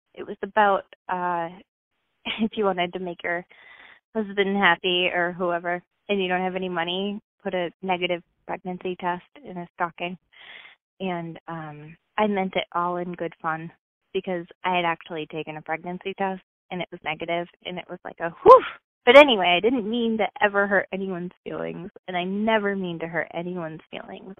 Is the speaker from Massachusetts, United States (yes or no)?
yes; Massachusetts, United States; I'm from Massachusetts